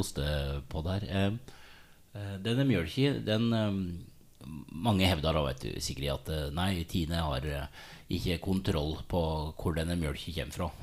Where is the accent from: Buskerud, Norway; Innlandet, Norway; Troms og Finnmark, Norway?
Buskerud, Norway; Hole; står jo litt i en lokal matbutikk hjemme i Hole, da, og selger ost om sommeren